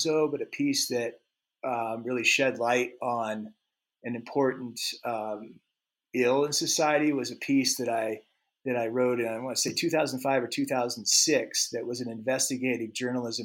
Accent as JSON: {"language": "English", "region": "Alaska", "country": "United States", "tie": "born or raised there", "said": "when I was a kid growing up in Alaska"}